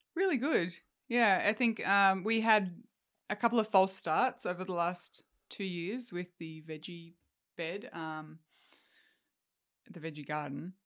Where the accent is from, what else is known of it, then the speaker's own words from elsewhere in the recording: Australia; also born or lived in Canada; as an Australian